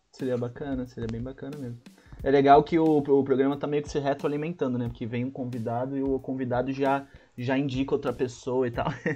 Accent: Santos, São Paulo, Brazil; Santos, que é a minha terra

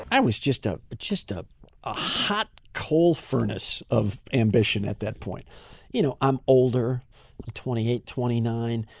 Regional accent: Kenosha, Wisconsin, United States; now in California, United States; Growing up, my hometown was about 25% Italian.

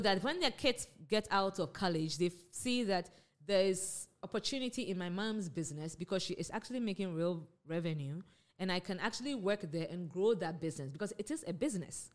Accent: Ghana; moved away as an adult; also born or lived in United States; I grew up in Ghana, I went to Wesley Girls

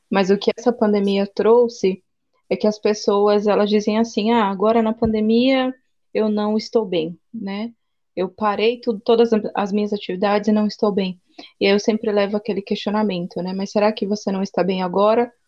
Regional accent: interior of São Paulo, Brazil; now in Aracaju, Brazil; Eu sou do interior de São Paulo, atualmente moro em Aracaju, no Nordeste

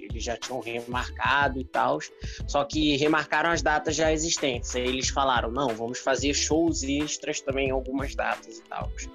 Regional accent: Rio de Janeiro, Brazil; Eu sou carioca

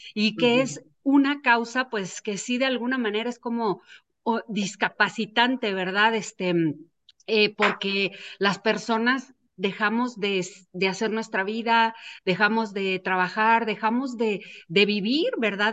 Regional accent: Mexico; nosotros como mexicanos

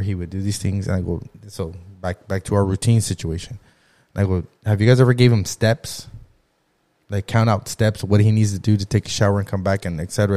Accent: Lamont, California, United States; growing up in Lamont, everybody knows everybody

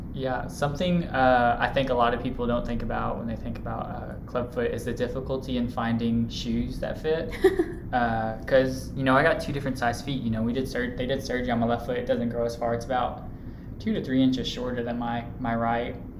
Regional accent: Louisville, Kentucky, United States; I'm from Louisville and I went here for undergrad

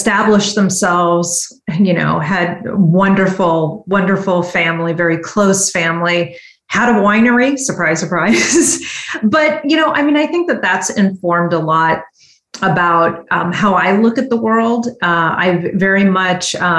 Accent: San Francisco Bay Area, California, United States; also born or lived in Washington, D.C. / San Diego; I grew up here in the San Francisco Bay Area, though I've had an opportunities to live in Washington, D.C., in San Diego.

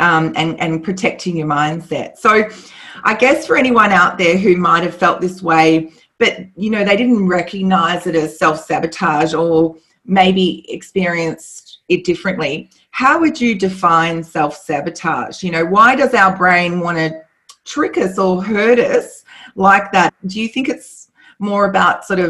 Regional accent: Australia; we're both Australian

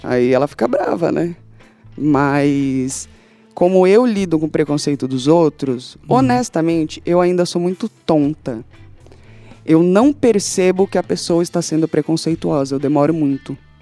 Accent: São Paulo, Brazil; also born or lived in London; Eu falo mais alto mesmo, e foda-se que é Zona Leste

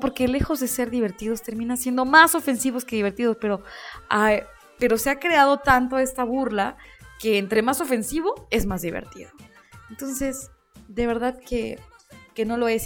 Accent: Mexico

